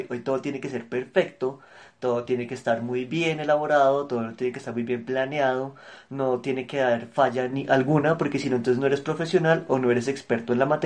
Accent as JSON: {"language": "Spanish", "country": "Argentina", "accent": "Argentine", "said": "Ay, eso sí me dijeron, que mi acento argentino es como sexy."}